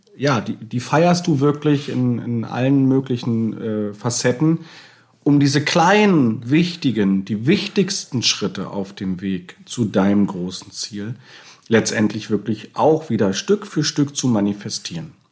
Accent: Bremen, Germany; wir kommen ja aus Bremen, wir, wir lieben Bremen

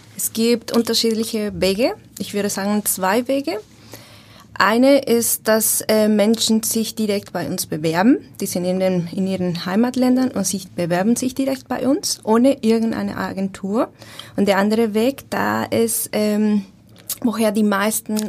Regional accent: Bogotá, Colombia; German is a second language; moved away as an adult; also born or lived in Austria / Germany; now in Hamburg, Germany; Ich komme ursprünglich aus Bogotá, Kolumbien

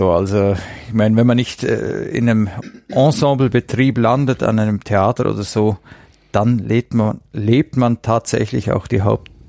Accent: Bad Oberdorf, Bavaria, Germany; Ich stamme aus Bad Oberdorf. Das ist ein Ortsteil von Bad Hindelang.

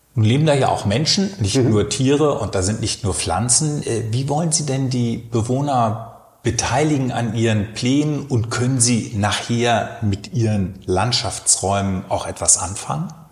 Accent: Berlin, Germany; Ich komme aus Frohnau, da kennen wir diese Teiche

